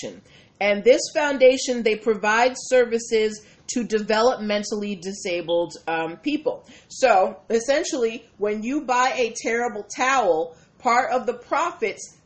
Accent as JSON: {"language": "English", "town": "Boston", "region": "Massachusetts", "country": "United States", "tie": "born or raised there", "said": "Born and raised in Boston"}